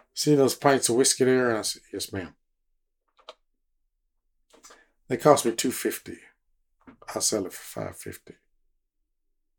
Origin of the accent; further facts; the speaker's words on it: Lawton, Oklahoma, United States; I was from Lawton, Oklahoma